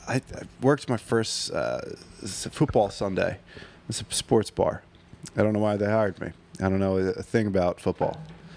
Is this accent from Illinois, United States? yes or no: no; Chalfont, Pennsylvania, United States; Like, I grew up in Chalfont, Pennsylvania, but, you know, my dad's a Green Bay Packers fan